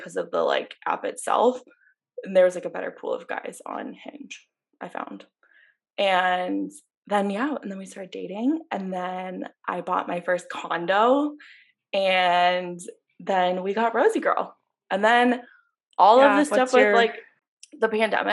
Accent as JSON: {"language": "English", "town": "Ann Arbor", "region": "Michigan", "country": "United States", "tie": "born or raised there", "moved": "as an adult", "lives_now": "Chicago, United States", "said": "I grew up in Ann Arbor, Michigan, and then I went to University of Michigan"}